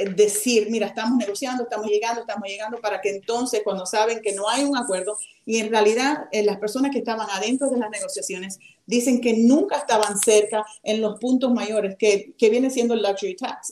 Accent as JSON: {"language": "Spanish", "town": "Miami", "region": "Florida", "country": "United States", "tie": "born or raised there", "said": "yo soy americana, yo nací en Miami. Sin embargo, me siento cubana"}